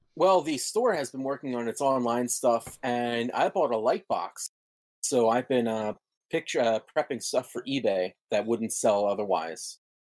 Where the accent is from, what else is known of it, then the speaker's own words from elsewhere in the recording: United States; as an American